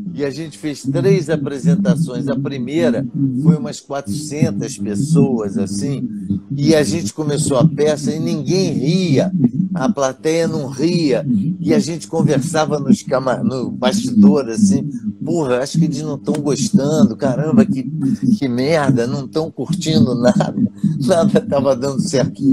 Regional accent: Rio de Janeiro, Brazil; Eu nasci ali, cresci no Arcoador

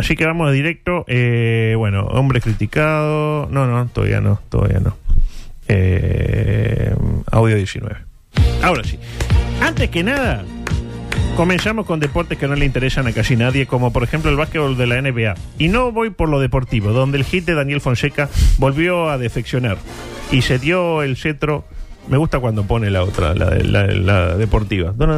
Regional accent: Uruguay; como uruguayos

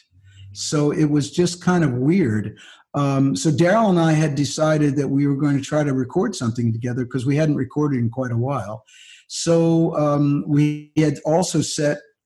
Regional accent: North Wales, Pennsylvania, United States; moved away; also born or lived in New York City; I grew up in North Wales.

